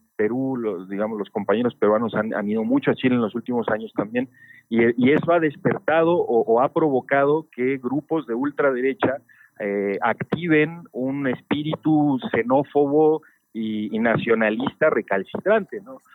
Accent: Mexico City, Mexico; yo particularmente ya nací acá en Ciudad de México, eh, en el exilio de mi padre y de mi madre

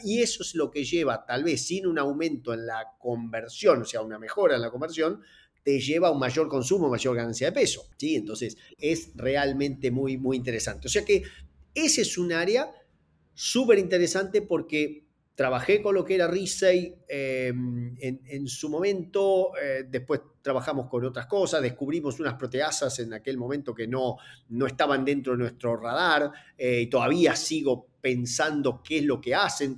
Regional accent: Argentina; soy argentino

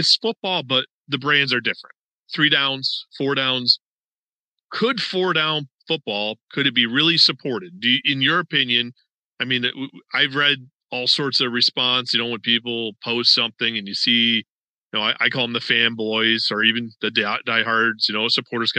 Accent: Rochester, New York, United States; I'm from Western New York originally. I was born and raised in South Rochester

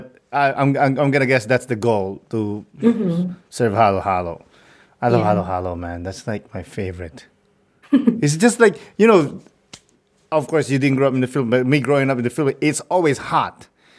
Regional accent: Philippines; And it's actually something that I'm really proud of being Filipino.

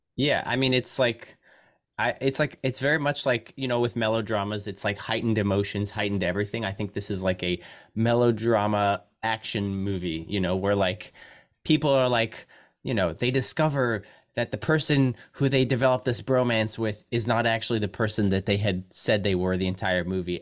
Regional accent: United States; as an American

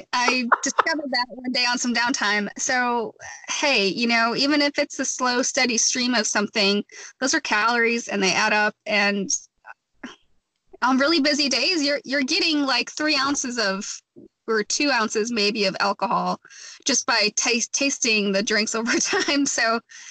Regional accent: Wisconsin, United States; moved away; I bartended in Wisconsin, which is my home state

